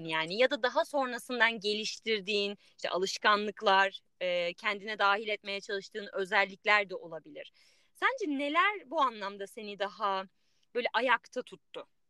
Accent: Turkey; moved away

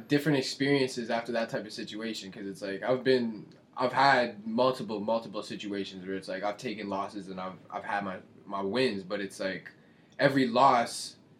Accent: Windsor, Ontario, Canada; now in Winnipeg, Canada; last year I went to Florida and I went to Windsor. Because I'm from Windsor.

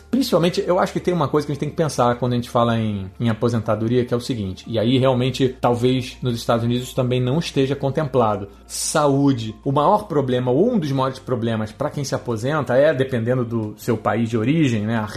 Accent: Uruguay; Não é porque eu sou uruguaio que eu sou suspeito de falar isso

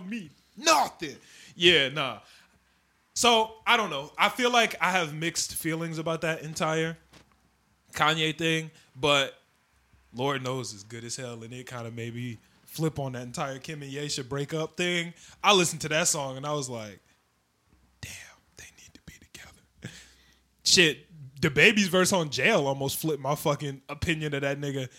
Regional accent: Oak Park, Illinois, United States; we're from Oak Park

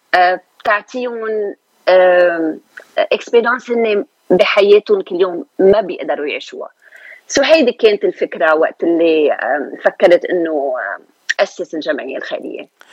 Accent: Lebanon; moved away as an adult; also born or lived in Beirut; now in Los Angeles, United States; أنا من لبنان، جيت من لبنان سنة ألف وتسعمية وثمانية وثمانين، يعني خمسة وثلاثين سنة

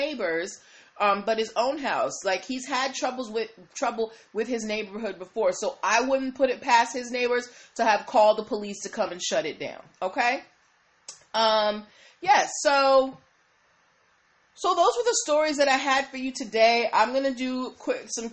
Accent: Boston, Massachusetts, United States; I'm from Boston

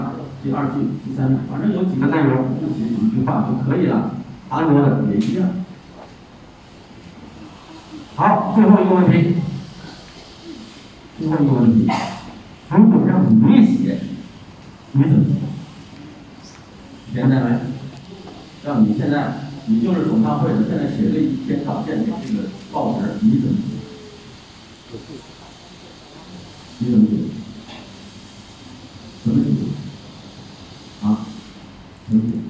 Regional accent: China; 我也是华人的后代，我是中国人的后代，对不对？

